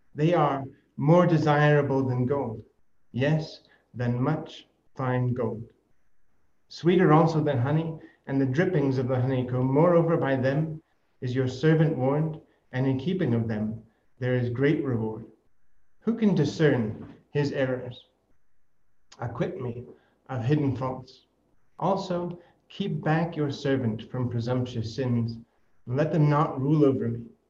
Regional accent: United States; I am American

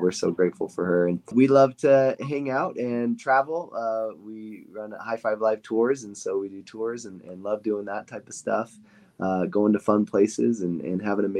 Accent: Idaho, United States; also born or lived in Utah County, Utah; now in Utah, United States; I grew up in Idaho, Idaho boy, and I loved growing up in a small town, Idaho, and now I live in Utah

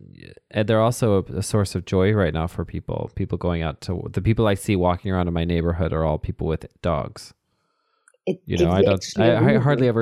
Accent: Texas, United States; in Texas, we had Huskies growing up.

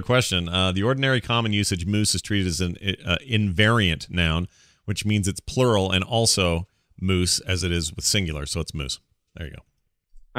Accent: Canada; we're Canadian

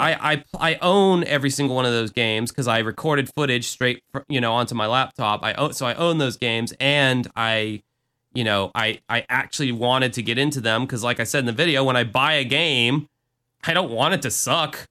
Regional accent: Jacksonville, Florida, United States; my hometown

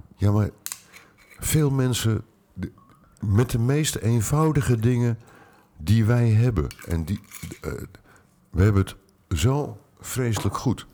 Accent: Utrecht, Netherlands; ik ben in Utrecht opgegroeid

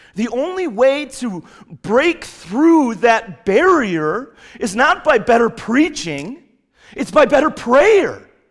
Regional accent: Chicago, Illinois, United States; now in New England, United States; growing up in Chicago

